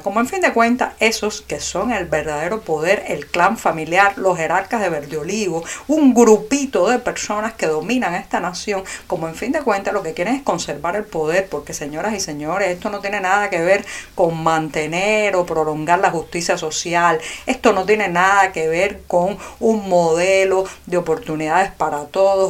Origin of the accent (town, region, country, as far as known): Cuba